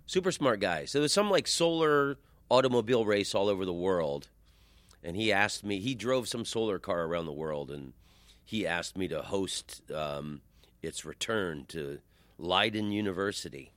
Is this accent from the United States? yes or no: yes; Oviedo, Florida, United States; where I grew up in Oviedo is, is very close to U C F